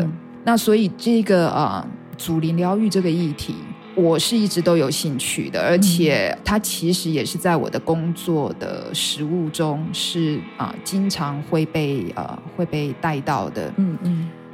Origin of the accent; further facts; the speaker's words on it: Kaohsiung, Taiwan; moved away as an adult; also born or lived in United States; now in Taitung, Taiwan; 我在那个高雄的那个环境里头长大